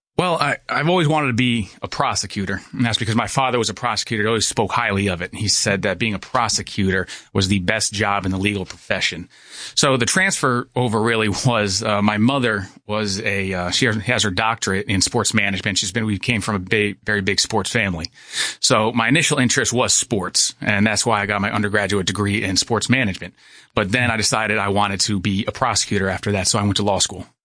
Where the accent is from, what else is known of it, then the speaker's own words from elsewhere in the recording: Monticello, New York, United States; I'm from Sullivan County. I, uh, went to the public schools of Monticello until eighth grade